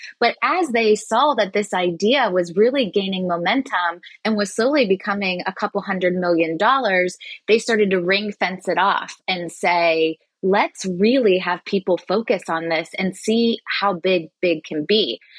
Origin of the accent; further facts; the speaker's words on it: Cincinnati, Ohio, United States; also born or lived in Columbus, Ohio; And I'm originally from Cincinnati, Ohio. I knew I didn't want to go too far from home